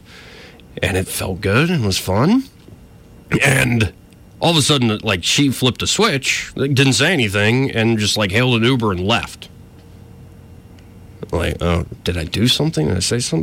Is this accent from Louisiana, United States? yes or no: no; Alabama, United States; accent: Southern drawl; I was from Alabama. I'm like, you can't tell. Like, I don't have a truly distinct Southern accent, but I do have a drawl